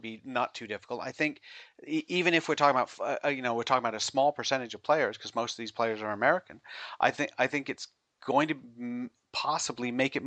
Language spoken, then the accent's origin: English; England, United Kingdom; growing up in England that you essentially spent your sixth form taking your A levels.